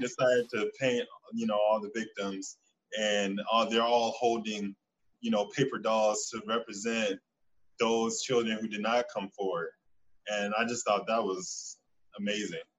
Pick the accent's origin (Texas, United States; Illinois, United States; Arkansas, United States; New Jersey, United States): Illinois, United States; Chicago; I'm from Chicago